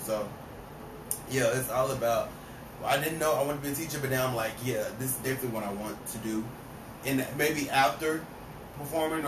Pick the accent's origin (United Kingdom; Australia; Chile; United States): United States; Dallas, Texas; I'm from Dallas. I'm from born and raised in Dallas